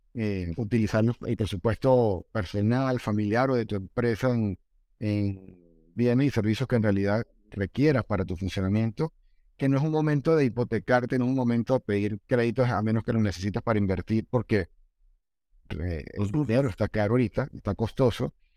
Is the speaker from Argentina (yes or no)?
no; Venezuela; now in Colombia; mi país de origen, Venezuela